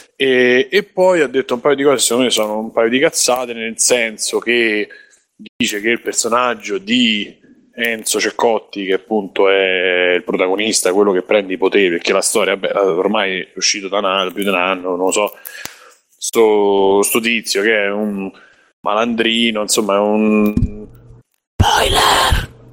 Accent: Rome, Lazio, Italy; da romano

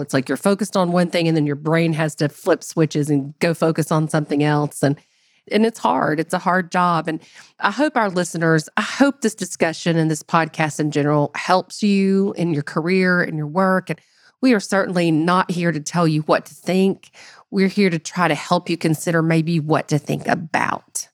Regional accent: United States; as an American

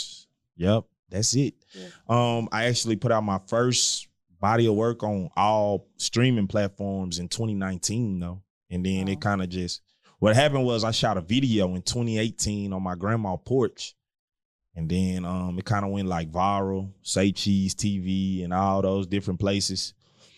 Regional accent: Dallas, Texas, United States; moved away as an adult; also born or lived in Tyler, Texas; now in Houston, United States; I'm originally from Dallas, Texas

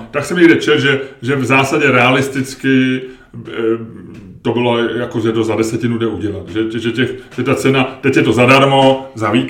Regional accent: Czechia

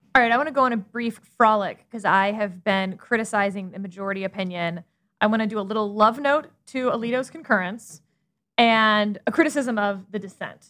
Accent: Texas, United States; I'm a Texan

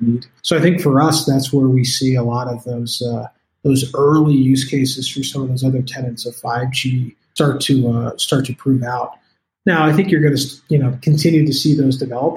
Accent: Colorado, United States; I am from Colorado, so I say CBD a lot

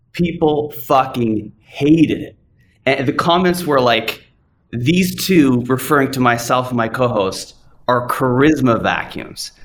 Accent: Canada; moved away as an adult; also born or lived in Hollywood, United States; I'm from Canada, I come to the US

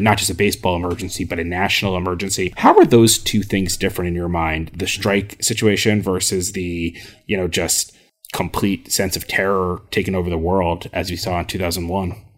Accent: New Jersey, United States; also born or lived in Michigan; I went to school at, uh, the University of Michigan, but I'm from New Jersey

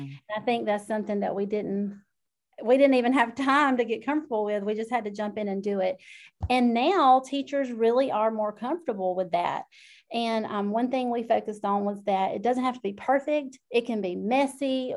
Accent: South Georgia, United States; I am from South Georgia, if you can't already tell by my accent

